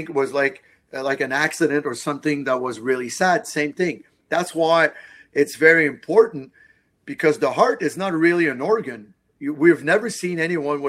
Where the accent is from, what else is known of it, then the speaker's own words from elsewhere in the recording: Montreal, Quebec, Canada; I'm from Montreal